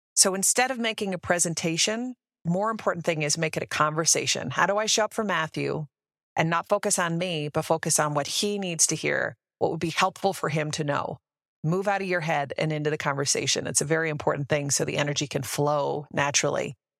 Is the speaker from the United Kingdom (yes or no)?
no; Canada; moved away as an adult; also born or lived in Denver, Colorado; now in United States; I actually born and raised in Canada, moved down to the U S ten years ago